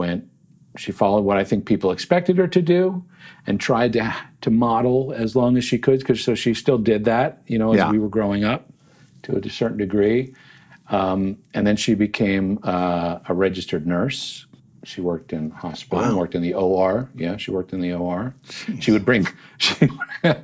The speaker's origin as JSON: {"language": "English", "town": "Yardley", "region": "Pennsylvania", "country": "United States", "tie": "born or raised there", "also_born_or_lived": "Trenton, New Jersey", "said": "we eventually moved, after I was four, to a town called Yardley, Pennsylvania, which is right there along the Delaware River. And so I grew up near Washington's Crossing and New Hope"}